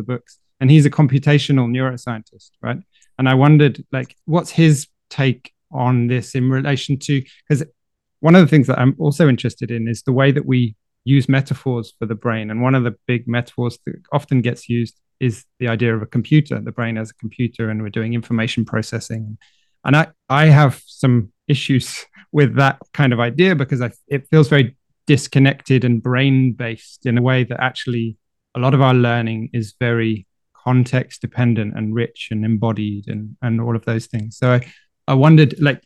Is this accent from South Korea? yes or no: no; United Kingdom; now in France; living in France as a British person